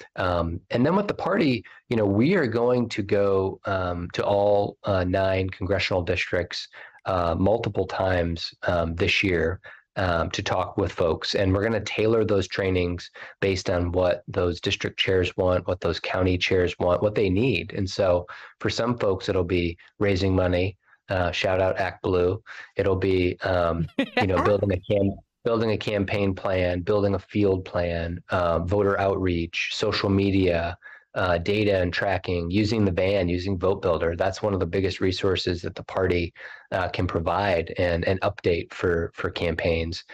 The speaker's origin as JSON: {"language": "English", "town": "South Bend", "region": "Indiana", "country": "United States", "tie": "born or raised there", "said": "he was also my hometown mayor when I was a kid"}